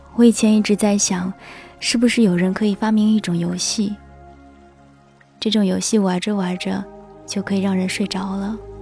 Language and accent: Chinese; China; 我们中国人呢？说汉语的